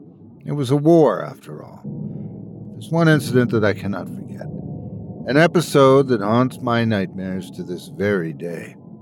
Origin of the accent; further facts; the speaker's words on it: Newry, Northern Ireland, United Kingdom; I grew up in Newry, a medium-sized town located in the southern part of County Down, just a few miles north of the British-imposed border in Ireland.